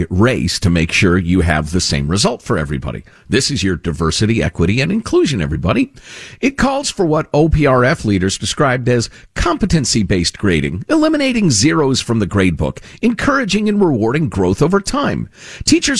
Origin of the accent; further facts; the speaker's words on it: two towns outside of Cook County, Illinois, United States; My wife grew up in the first town inside Cook County, and I grew up two towns outside of Cook County